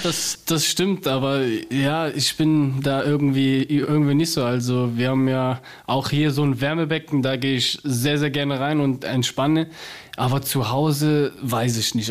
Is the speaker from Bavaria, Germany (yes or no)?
no; Cologne, North Rhine-Westphalia, Germany; accent: Cologne; ich bin zwar eine Kölsche Jung